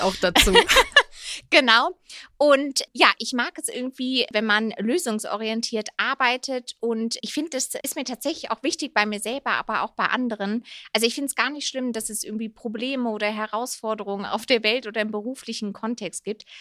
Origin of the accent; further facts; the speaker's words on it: Rhineland, Germany; now in Munich, Germany; eigentlich eine gebürtige Rheinländerin, aber ja, lebe jetzt wieder seit zweieinhalb Jahren in Bayern, hier in München